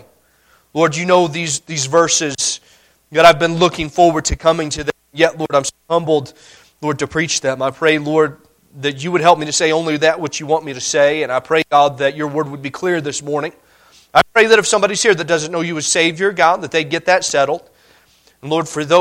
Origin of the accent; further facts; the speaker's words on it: Indiana, United States; moved away as an adult; now in Montana, United States; Growing up in Indiana